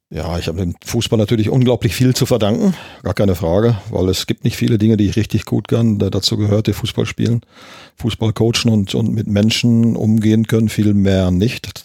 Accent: Gelsenkirchen, North Rhine-Westphalia, Germany; ich bin ja gebürtiger Gelsenkirchener, in Gelsenkirchen-Ückendorf geboren

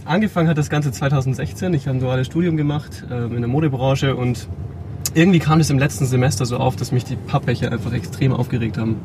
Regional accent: Rosenheim, Bavaria, Germany; in Rosenheim, wo ich herkomme

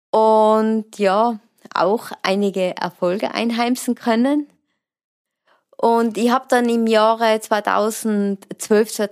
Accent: Imst, Tyrol, Austria; ich komme aus der Region Imst und betreibe das Klettern mit Leidenschaft.

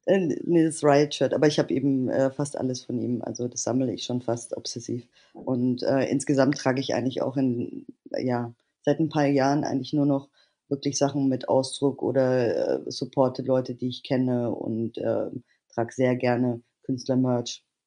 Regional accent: Bavaria, Germany; ich bin in Bayern aufgewachsen

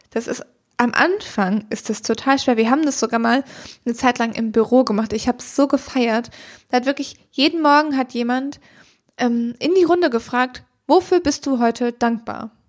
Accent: Germany; wir sind wahnsinnig privilegiert, hier in Deutschland aufgewachsen zu sein

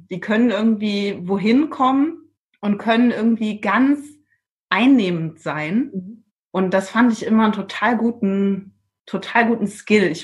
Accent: Trier, Rhineland-Palatinate, Germany; now in Iceland; Und zwar habe ich von meiner Heimat, ich komme aus dem Raum Trier und da ist ja viel Wein. Mhm. Bin auch als Kind in der Weinlese mitgegangen.

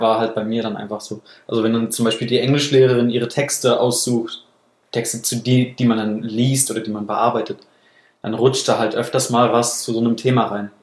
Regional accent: Baden-Württemberg, Germany; wo ich herkomme, in Anführungsstrichen, in Süddeutschland

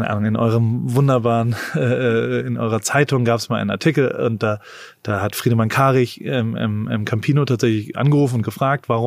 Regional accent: United States; ich komme da aus Amerika und denk halt nur nachfrageorientiert

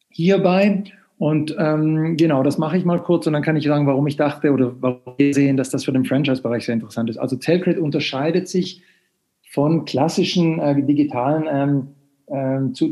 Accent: Sweden; now in Germany; Und ich bin äh, Schwede, wie man vielleicht am Namen hört, aber lebe ungefähr zwei Drittel meines Lebens schon in Deutschland.

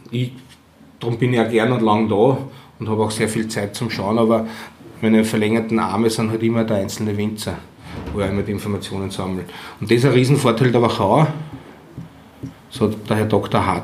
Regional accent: Austria; Dann schreit er schon da und er erkannt, wir sind Österreicher, hört man gut einmal.

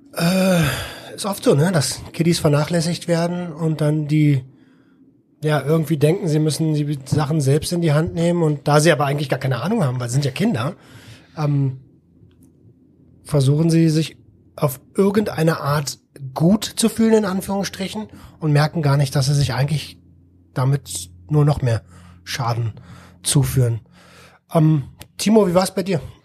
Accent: Berlin, Germany; ich als ähm, als ja Berliner Stadtkind

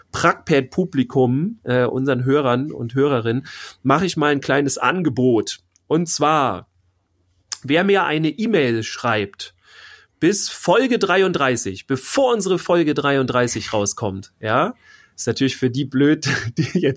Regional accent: Bavaria, Germany; aber wir sind ja aus Bayern. So, und wenn ich dann drei Sachen habe in Bayern, ja, dann fahre ich da halt eine Woche runter.

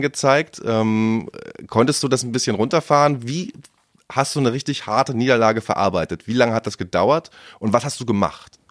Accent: Wismar, Mecklenburg-Vorpommern, Germany; ich bin gebürtiger Wismarer, habe damals auch Fußball gespielt in Wismar

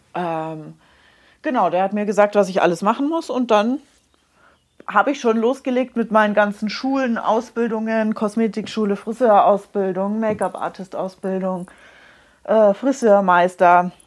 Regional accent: Munich, Bavaria, Germany; ich bin in München geboren, ich bin in München aufgewachsen

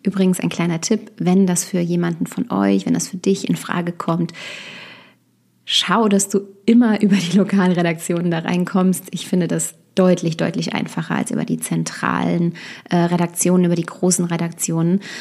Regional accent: Westerwald, Rhineland-Palatinate, Germany; moved away as an adult; also born or lived in Düsseldorf; Ich bin äh, gebürtig aus Düsseldorf, aber ich habe meine ähm, Kindheit und Jugend eben hier im Westerwald verbracht, wo ich jetzt auch wieder bin

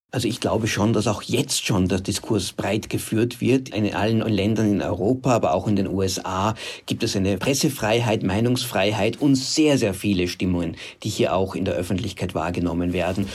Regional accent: Austria; bei uns in Österreich

